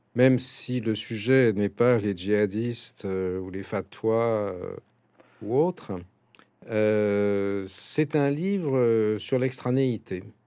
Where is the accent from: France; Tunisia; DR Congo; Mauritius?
France; Paris, Île-de-France; j'ai été éduqué en français, je suis né à Paris